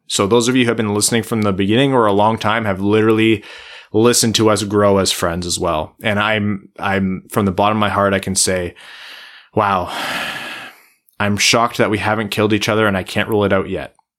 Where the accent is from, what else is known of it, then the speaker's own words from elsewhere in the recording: Canada; growing up in Canadian schools